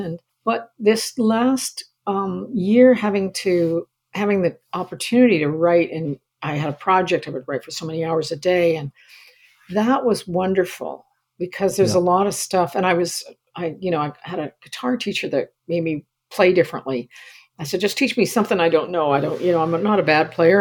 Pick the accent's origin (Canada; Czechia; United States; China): Canada; I'm a Canadian, and mm. I identify with Canada and the West and stuff in such a significant fashion